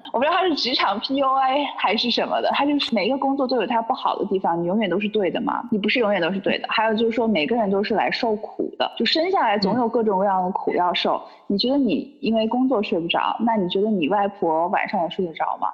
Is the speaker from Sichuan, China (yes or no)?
yes; Sichuan, China; also born or lived in Shenzhen / Guangzhou / Melbourne; now in Chengdu, China; 虽然我不是成都人，但我是四川的